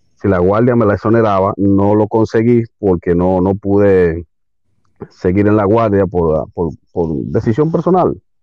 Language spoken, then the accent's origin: Spanish; Santo Domingo, Distrito Nacional, Dominican Republic; aquí, Santo Domingo, eh, República Dominicana, en el Distrito Nacional exactamente, sí, soy capitaleño en un buen decir.